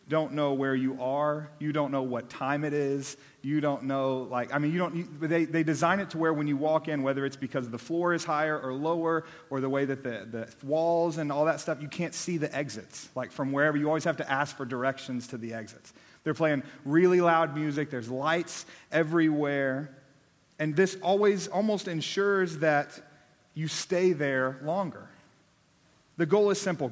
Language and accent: English; Austin, Texas, United States; also born or lived in Abilene / Dallas; I was born here in Austin, born and raised. I was here for my first 18 years